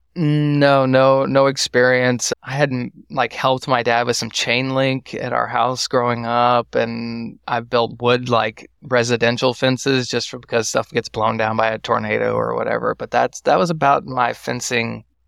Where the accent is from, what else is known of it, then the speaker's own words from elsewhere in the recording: Waco, Texas, United States; also born or lived in Austin, Texas; I'm from Waco, Texas, and I went to college in Waco, Texas. So I'm not far from home, about forty, forty minutes from my childhood home.